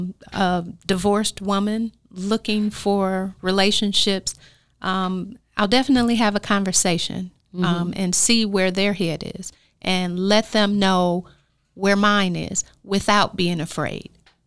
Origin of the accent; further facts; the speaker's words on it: Flint, Michigan, United States; I'm a Flintstone from Flint Town, from Flint home, homegrown.